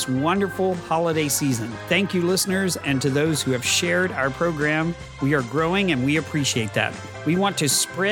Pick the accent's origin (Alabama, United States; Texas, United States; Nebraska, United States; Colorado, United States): Texas, United States; a Texan caught in the middle. I am that Texan